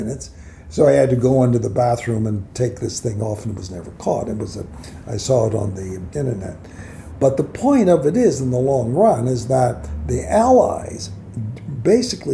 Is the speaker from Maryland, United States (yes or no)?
no; Los Angeles, California, United States; also born or lived in Baltimore; I was raised in Hollywood